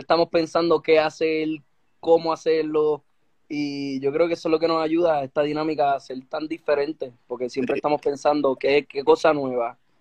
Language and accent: Spanish; Bayamón, Puerto Rico; yo toda mi vida en Bayamón, viví como dos años por, por el campo, pero volví para Bayamón de nuevo